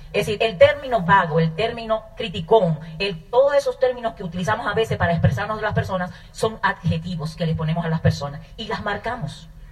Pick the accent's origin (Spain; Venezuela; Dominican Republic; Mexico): Dominican Republic; moved away; also born or lived in Bahía de Manzanillo, Dominican Republic / New York, United States / Virginia, United States; yo nací en República Dominicana, eh, en un campo